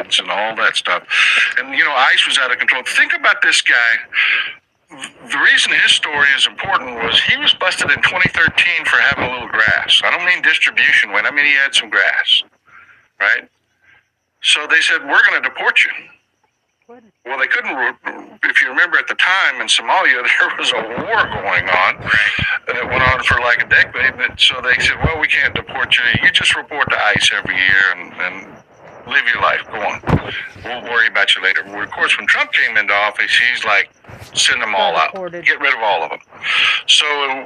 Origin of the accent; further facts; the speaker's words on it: South Texas, United States; I grew up in South Texas.